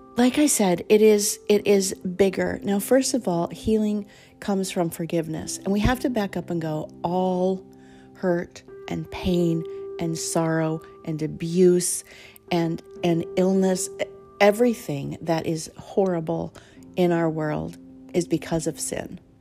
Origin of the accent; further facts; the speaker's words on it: Colorado, United States; I grew up in Colorado